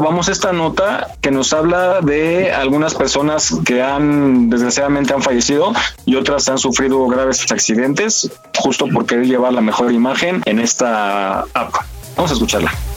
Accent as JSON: {"language": "Spanish", "country": "Mexico", "said": "como buenos mexicanos"}